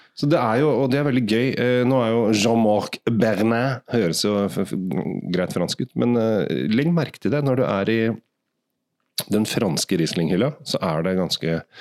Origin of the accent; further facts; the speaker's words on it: Asker, Akershus, Norway; Jeg kommer jo bare fra Asker.